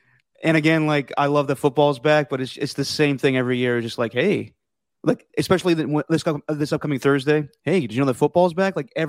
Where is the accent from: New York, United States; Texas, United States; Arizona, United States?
Texas, United States; moved away; I grew up in Texas for a good deal of my life